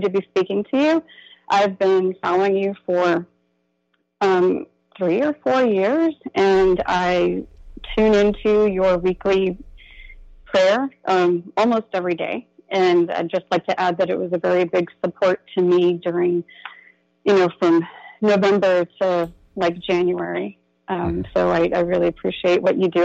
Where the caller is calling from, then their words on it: Central Florida, United States; I'm calling from Central Florida